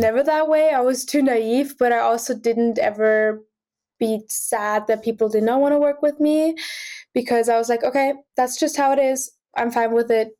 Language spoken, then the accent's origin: English; Austria; now in Boston, United States; I'm originally from Austria